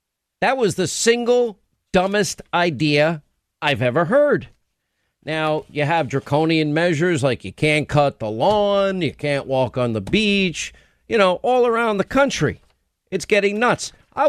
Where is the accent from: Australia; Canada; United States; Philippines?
United States; New York; maybe I sound like an arrogant New Yorker, but as a New York, I can say this, by the way, because I'm from New York. As a New Yorker